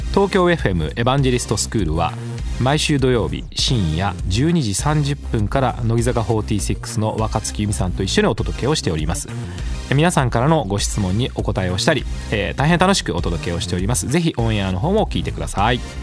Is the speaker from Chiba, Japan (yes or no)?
no; Gifu, Japan; moved away; 私が住んでいた幼い頃の地域は私は岐阜出身なんですが